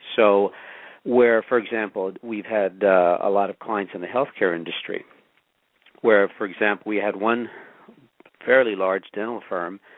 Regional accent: Los Angeles, California, United States; also born or lived in Pasadena, California; I grew up poor in East Los Angeles, and later on, my family moved to Pasadena

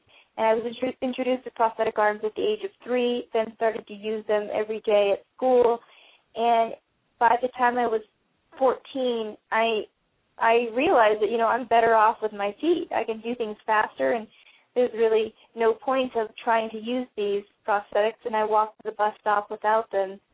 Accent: Sierra Vista, Arizona, United States; also born or lived in Tucson, Arizona; I'm actually from Sierra Vista, Arizona

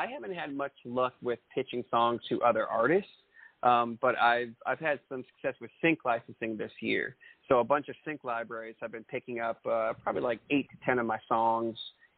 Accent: central Maine, United States; moved away as an adult; also born or lived in Los Angeles; now in Nashville, United States; I grew up in central Maine for about 19 years or so

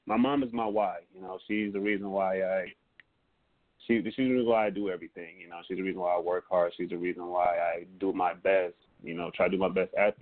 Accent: Kankakee, Illinois, United States; I'm from Kankakee

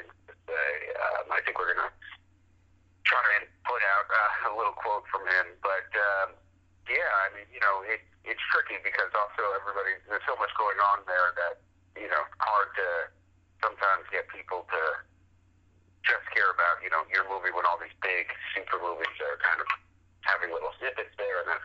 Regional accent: Westchester, New York, United States; moved away as an adult; now in Los Angeles, United States; I was born in New York City, and then I grew up in Westchester

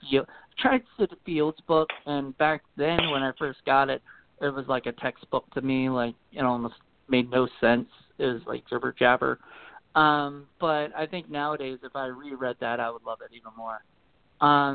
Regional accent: Williamsburg, Virginia, United States; I grew up in Williamsburg, Virginia, and born and raised and lived here

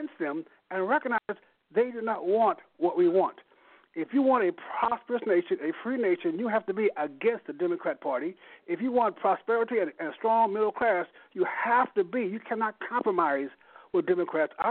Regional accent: Missouri, United States; moved away as an adult; also born or lived in Bay Area, California; I grew up in Missouri

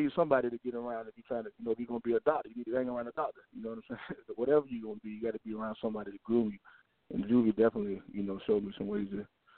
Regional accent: Norfolk, Virginia, United States; Yeah, I mean, Virginia, man, I don't know if you're familiar with it or not, but it's, you know, it's like any other hood.

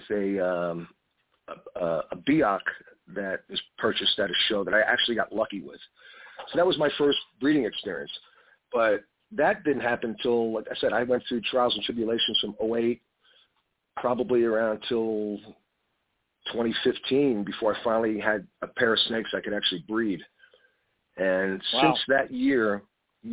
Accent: Long Island, New York, United States; growing up on Long Island

